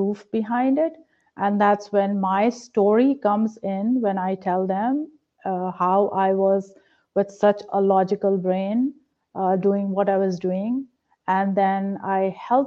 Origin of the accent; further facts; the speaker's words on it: India; now in Pennsylvania, United States; I was a very religious person growing up in a religious household in India